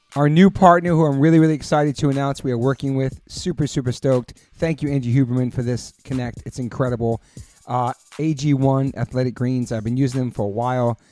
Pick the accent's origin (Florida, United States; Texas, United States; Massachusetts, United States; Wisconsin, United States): Massachusetts, United States; Taunton; I was born in Taunton, Massachusetts